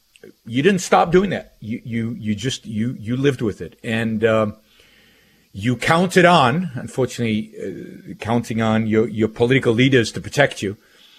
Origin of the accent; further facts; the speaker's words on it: Israel; moved away as an adult; I grew up in Israel. Many of you know this. Some of you don't, probably. I was born in the early 1960s in Israel and spent 60s, 70s, and 80s in Israel.